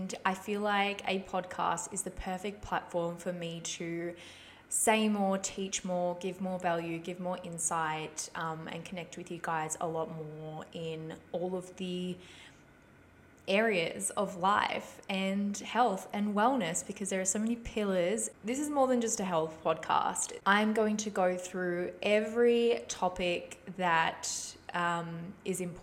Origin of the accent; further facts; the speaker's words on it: Ballarat, Victoria, Australia; moved away as an adult; also born or lived in Czech Republic / Melbourne; now in Sunshine Coast, Australia; I am originally from the Czech Republic, and I moved here when I was little. Basically grew up and lived in Ballarat my whole life.